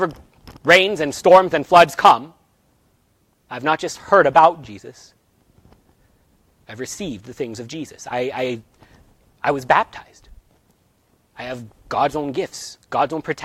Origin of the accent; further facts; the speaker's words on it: United States; we are American